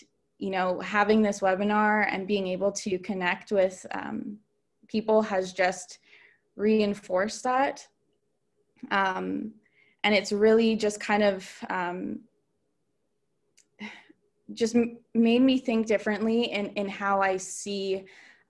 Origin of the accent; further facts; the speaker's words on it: Southeast Saskatchewan, Canada; moved away; I'm from Wiper First Nation in Southeast Saskatchewan.